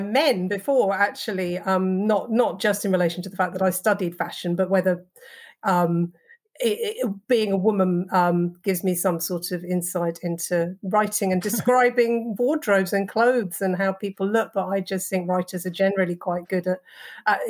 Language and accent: English; England, United Kingdom; because I'm English